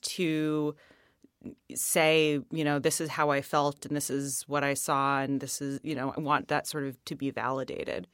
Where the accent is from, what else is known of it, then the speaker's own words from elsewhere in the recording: Boston, Massachusetts, United States; we're from the Boston area